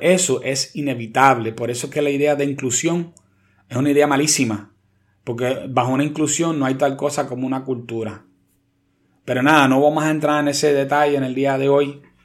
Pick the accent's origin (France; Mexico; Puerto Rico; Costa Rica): Puerto Rico; como puertorriqueños